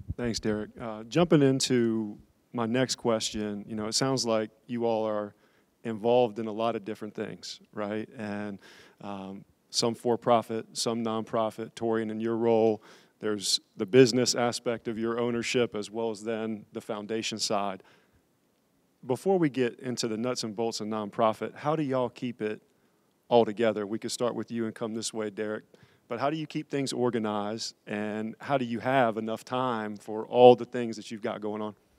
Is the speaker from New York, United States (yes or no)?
no; Raleigh, North Carolina, United States; born and raised in Raleigh